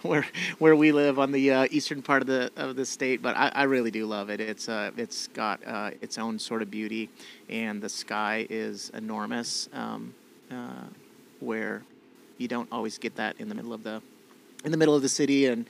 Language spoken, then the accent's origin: English; South Dakota, United States; also born or lived in Oklahoma; my mom and dad wanted to move back to the farm where he grew up. I went to school here